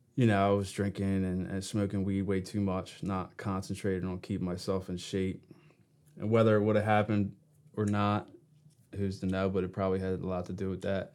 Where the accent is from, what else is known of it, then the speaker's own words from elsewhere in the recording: Brooklawn, New Jersey, United States; also born or lived in Gloucester City, New Jersey; I was born in Gloucester City, but I, s- I spent most of my childhood next town over in Brooklawn, Brooklawn, New Jersey.